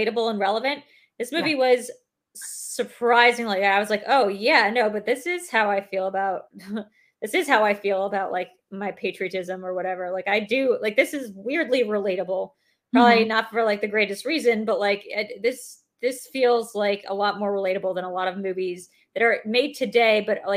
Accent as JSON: {"language": "English", "country": "United States", "said": "I have never been less proud to be an American"}